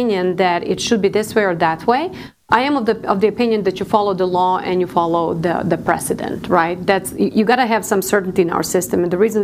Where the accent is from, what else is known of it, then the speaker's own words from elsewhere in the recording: Serbia; now in Arlington, United States; I came to the United States. I'm from Serbia, former Yugoslavia